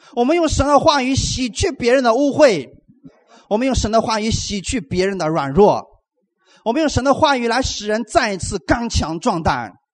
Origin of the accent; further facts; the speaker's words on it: China; 给我们中国人无形当中。造就了一个框架